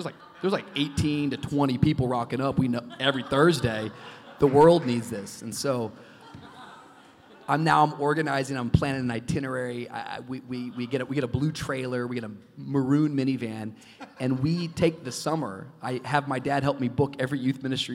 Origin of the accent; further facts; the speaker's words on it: Tacoma, Washington, United States; moved away; also born or lived in Miami; growing up in Tacoma, my grandfather led an Assemblies of God church there that we grew up